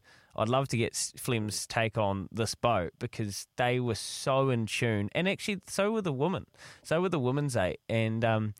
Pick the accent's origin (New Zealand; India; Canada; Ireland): New Zealand; proud to be a New Zealander.